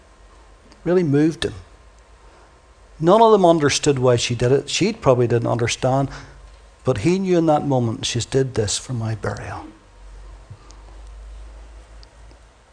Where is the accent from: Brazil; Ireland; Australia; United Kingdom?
Ireland; accent: Irish; my lovely Irish accent